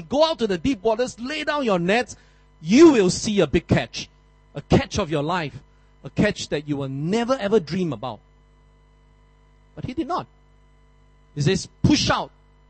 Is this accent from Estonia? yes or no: no; Malaysia; also born or lived in Philippines; now in Singapore; I'm a Malaysian.